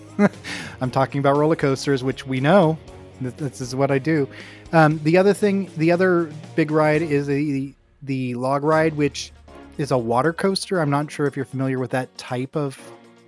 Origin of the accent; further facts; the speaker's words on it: Oregon, United States; It's wonderful to live here. Yeah, I really appreciate my home state a lot.